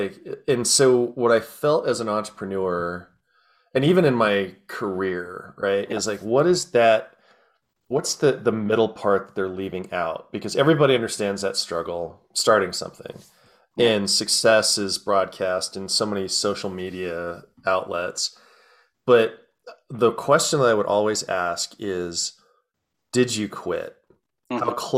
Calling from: Arvada, Colorado, United States; I am in a little outskirts of Denver called Arvada, Colorado, between Golden and Denver.

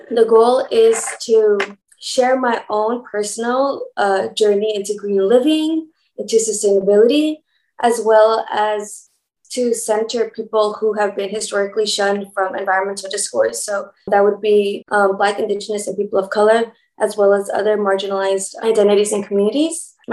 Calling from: Los Angeles, California, United States; I am tuning in from Los Angeles, better known as Tongva Territory.

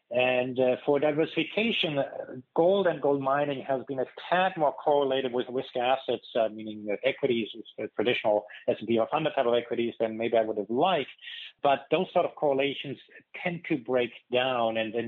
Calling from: California, United States; I'm calling here from California

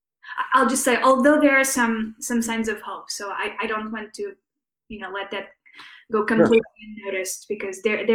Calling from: St. Louis, Missouri, United States; So I'm joining from St. Louis, Missouri, which is to say sort of the heart of the Midwest.

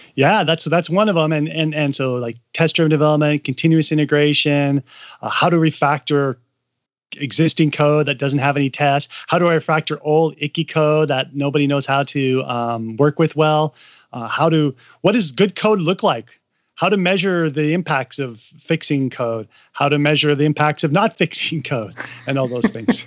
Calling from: Seattle, Washington, United States; also born or lived in China; I'm calling in from Seattle. I used to live in China for six years

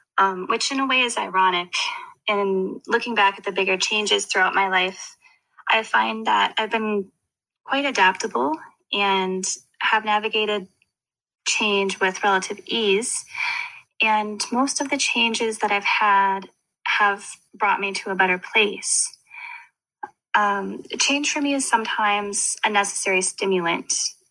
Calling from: Winnipeg, Manitoba, Canada; I'm calling from Winnipeg, Manitoba.

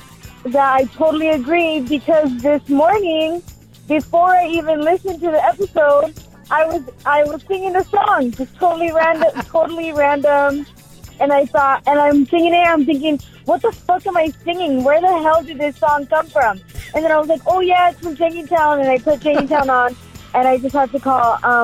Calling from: Monrovia, California, United States; I'm calling from Monrovia, California.

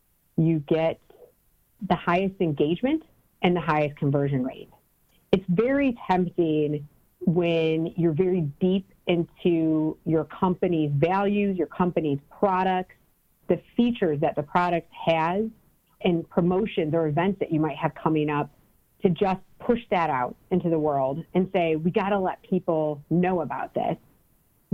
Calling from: Cleveland, Ohio, United States; I'm calling from Cleveland, Ohio.

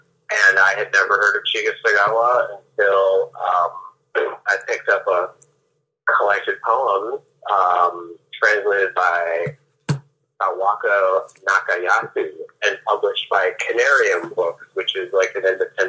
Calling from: Chicago, Illinois, United States; I'm dialing in from Chicago, Illinois.

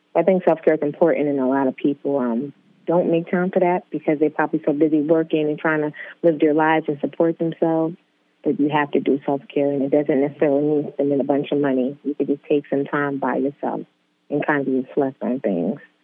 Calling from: New York City, New York, United States; I'm calling from Queens, New York

